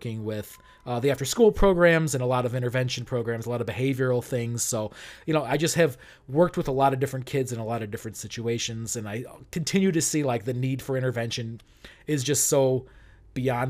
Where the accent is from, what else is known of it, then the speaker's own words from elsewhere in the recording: Arlington Heights, Illinois, United States; also born or lived in Chicago, Illinois; I grew up in Arlington Heights. I've been there for, I spent my first 25 years there